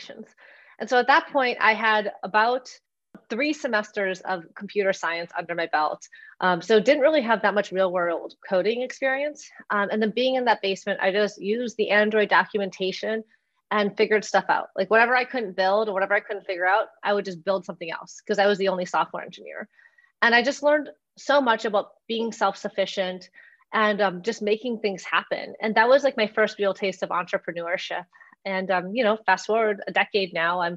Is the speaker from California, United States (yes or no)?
no; Onalaska, Wisconsin, United States; moved away as an adult; I grew up in a very small town in Wisconsin called Onalaska